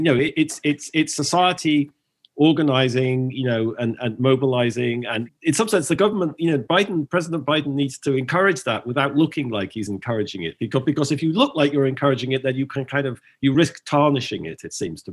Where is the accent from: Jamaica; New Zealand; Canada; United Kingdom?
United Kingdom; England; moved away; as a foreigner, as an Englishman